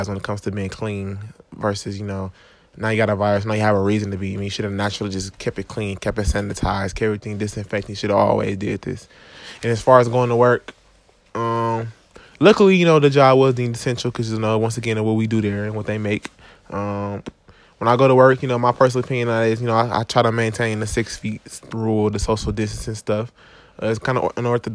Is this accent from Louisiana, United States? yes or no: no; Milwaukee, Wisconsin, United States; I'm from Milwaukee, Wisconsin